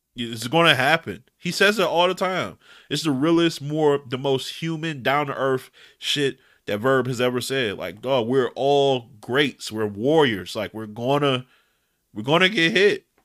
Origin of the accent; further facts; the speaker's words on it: Detroit, Michigan, United States; I'm from Detroit. I'm west side Detroit